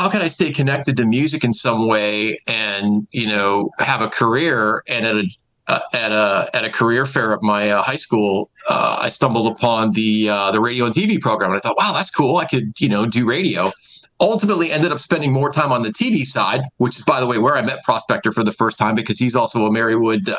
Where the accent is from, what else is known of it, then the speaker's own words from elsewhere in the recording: Scranton, Pennsylvania, United States; I'm from this market. I'm from Wilkes-Barre, Scranton. my family's here, my friends are here, I grew up here, went to high school and college